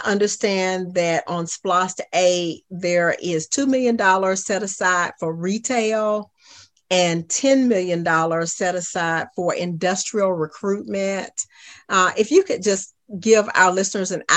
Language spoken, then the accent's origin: English; Augusta, Georgia, United States; I was raised in East Augusta